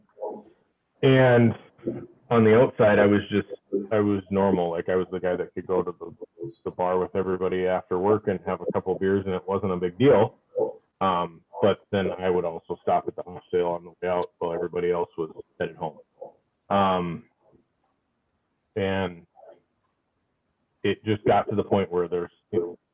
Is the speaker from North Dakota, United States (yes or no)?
yes; Fargo, North Dakota, United States; now I'm a police officer here back home. In the city of Fargo.